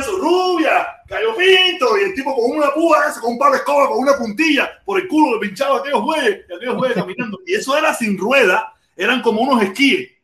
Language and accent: Spanish; Cuba; moved away